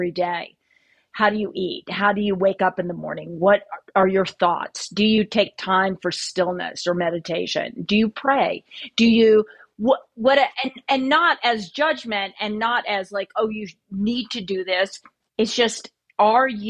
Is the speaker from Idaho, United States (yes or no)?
yes; Idaho, United States; I grew up in Idaho